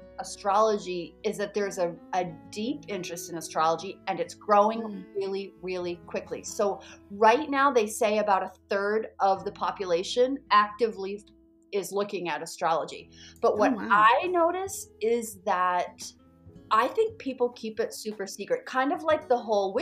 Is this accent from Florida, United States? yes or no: no; Maine, United States; I'm from Maine, which is the northeast corner of the United States. I used to listen to a radio show growing up.